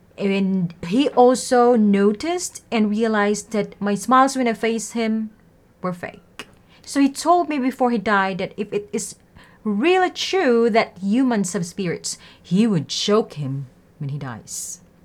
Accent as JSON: {"language": "English", "country": "Philippines", "said": "I'm from Philippines"}